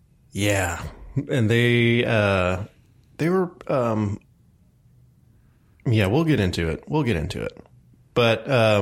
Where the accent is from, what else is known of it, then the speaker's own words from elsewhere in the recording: El Paso, Texas, United States; growing up in El Paso, Texas, there's not a big Jewish community there.